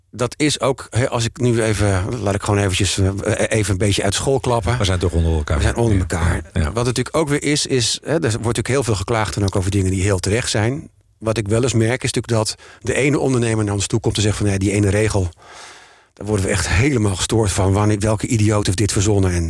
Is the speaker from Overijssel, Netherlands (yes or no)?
no; Amsterdam, North Holland, Netherlands; En wij hebben er als Amsterdammers baat bij